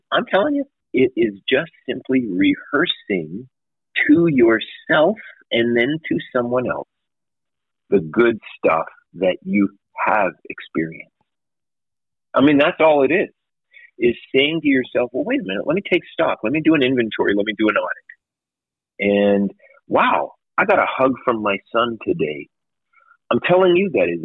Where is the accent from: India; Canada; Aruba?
Canada; now in United States; I'm from Canada